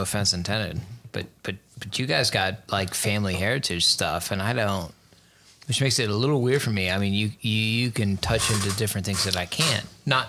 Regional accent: Texas, United States; also born or lived in Missouri / Rochester; See, that's hard because growing up in Texas and Missouri and back in Texas and then Rochester.

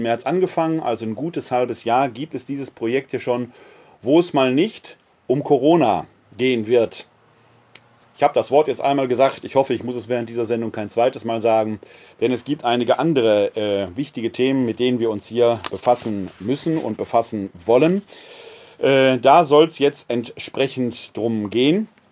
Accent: Wuppertal, North Rhine-Westphalia, Germany; Wuppertal, meine Heimatstadt hier, hat 360.000 Einwohner

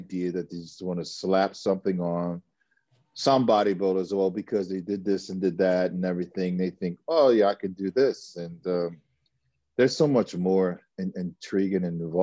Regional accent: United States; I'm an American guy

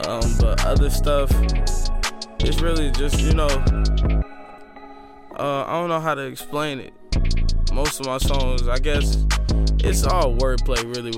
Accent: Chicago, Illinois, United States; I'm from Chicago, Illinois.

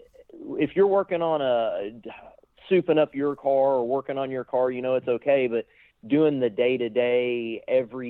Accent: Florida, United States; also born or lived in North Carolina; born in North Carolina, but I was raised in Florida

